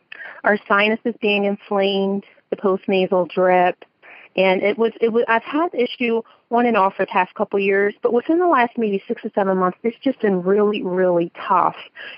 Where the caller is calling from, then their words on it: New Jersey, United States; I'm calling from South Jersey. I'm close to Philadelphia, close to New York.